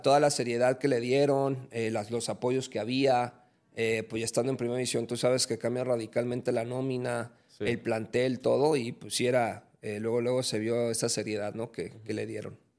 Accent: Mexico; aquí en mi país

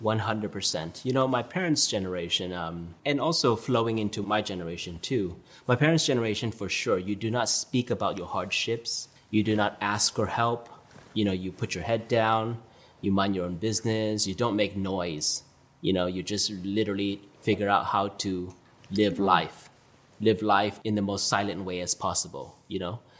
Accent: Orange County, Southern California, United States; also born or lived in New York; I grew up a typical Orange County suburban lifestyle

